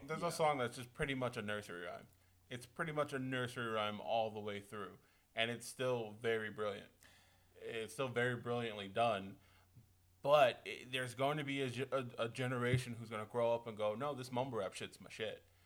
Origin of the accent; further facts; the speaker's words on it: South Carolina, United States; I'm from South Carolina